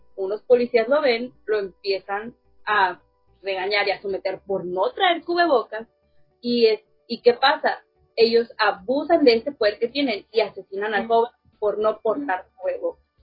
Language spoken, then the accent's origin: Spanish; Mexico; nosotros como mexicanos